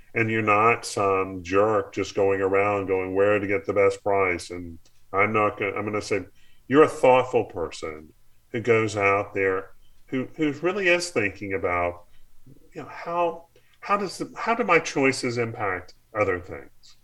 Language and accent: English; North Carolina, United States; my community growing up in North Carolina